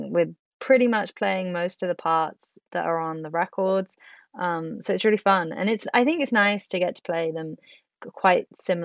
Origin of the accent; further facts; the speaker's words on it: Swansea, Wales, United Kingdom; moved away; Swansea is actually my hometown. So it's going to be nice to come home